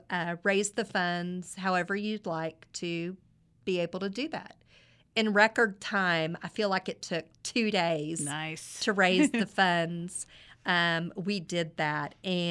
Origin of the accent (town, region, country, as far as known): Midland, Texas, United States; born or raised there